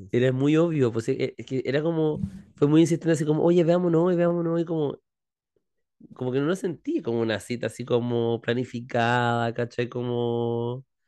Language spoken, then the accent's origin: Spanish; Chile; nuestra chilenidad